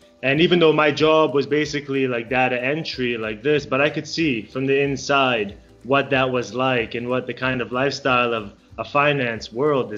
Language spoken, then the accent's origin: English; United States; moved away as an adult; also born or lived in Israel; now in Japan; So I was born in Israel. And lived there until I was 7. And without asking me, my parents took us all to America. And that's where I grew up